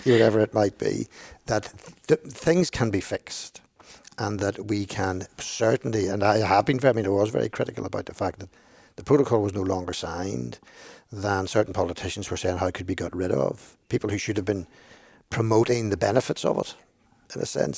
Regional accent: Belfast, Northern Ireland, United Kingdom; I grew up in East Belfast

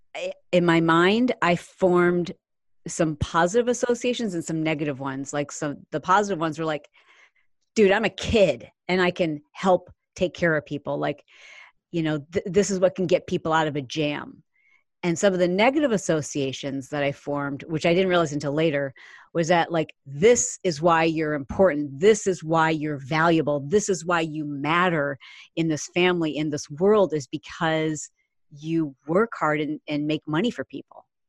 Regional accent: Michigan, United States; We grew up in the Midwest. I grew up in Michigan

